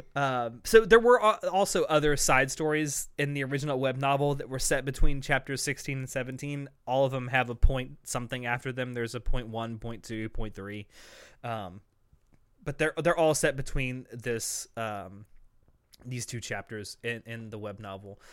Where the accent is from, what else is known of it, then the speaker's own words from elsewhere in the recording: American South, United States; accent: Southern American; a American accent with a Southern, like, draw to it